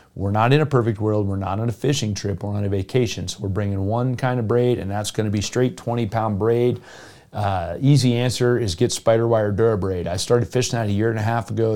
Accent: Jupiter, Florida, United States; now in Colorado, United States; I grew up in Jupiter, Florida, where snook is king.

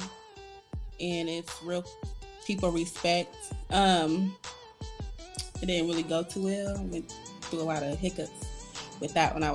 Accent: Jacksonville, Florida, United States; accent: country; also born or lived in Indiana; now in Ohio, United States; I'm originally from Jacksonville, Florida

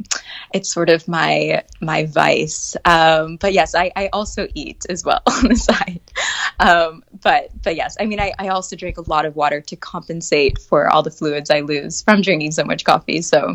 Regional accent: Atlanta, Georgia, United States; now in France; I'm originally from Atlanta, Georgia. I grew up there. I do not have the Southern accent, which I'm a little bit still upset about. My parents are both from New York.

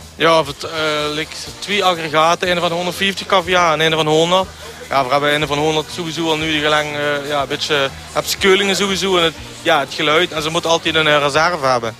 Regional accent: Mesch, Limburg, Netherlands; Ik ben afkomstig uit Mesh, geboren en getogen

